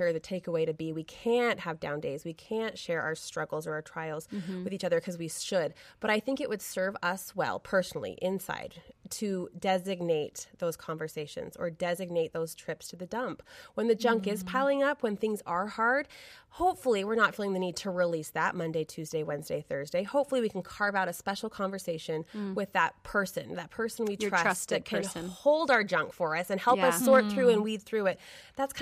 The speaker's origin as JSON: {"language": "English", "town": "Brigham City", "region": "Utah", "country": "United States", "tie": "born or raised there", "said": "I grew up in Brigham City, Utah, small town USA"}